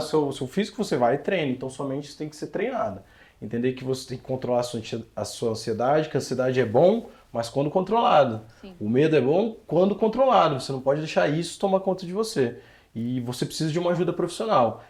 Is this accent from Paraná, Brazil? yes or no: yes; Curitiba, Paraná, Brazil; eu cresci na rua, cara. Eu cresci na rua. Eu moro, eu vim de uma vila lá do Fazendia